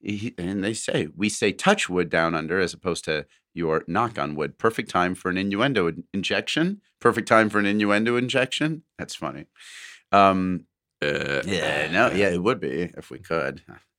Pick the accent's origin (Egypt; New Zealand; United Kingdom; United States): New Zealand; now in Sydney, Australia; At present, I am in week 4 of an 8-week COVID lockdown in Western Sydney, Australia, but I'm originally from New Zealand.